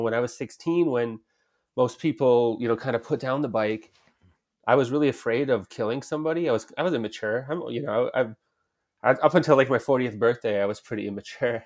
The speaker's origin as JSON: {"language": "English", "town": "Rhinelander", "region": "Wisconsin", "country": "United States", "tie": "born or raised there", "said": "I grew up in the North Woods of Wisconsin, in a small logging slash mill town called Rhinelander, Wisconsin"}